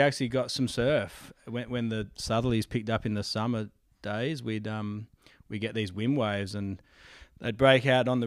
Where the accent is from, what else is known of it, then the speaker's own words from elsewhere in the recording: Perth, Western Australia, Australia; I'm born and bred West Aussie, mate. Proud of it.